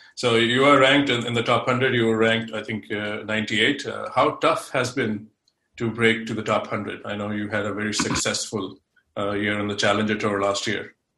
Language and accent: English; India; now in United States; I'm originally from India, but now I'm based in states.